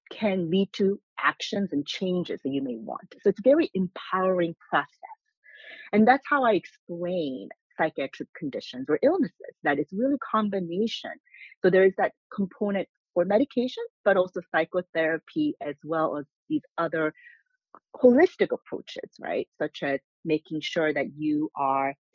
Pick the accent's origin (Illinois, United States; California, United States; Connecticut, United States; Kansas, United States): California, United States; moved away as an adult; also born or lived in South Korea / Maryland; now in New York, United States; I went to high school in California